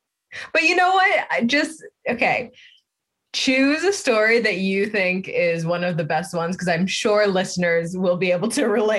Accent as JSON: {"language": "English", "town": "Boston", "region": "Massachusetts", "country": "United States", "moved": "yes", "said": "I'm originally from Boston."}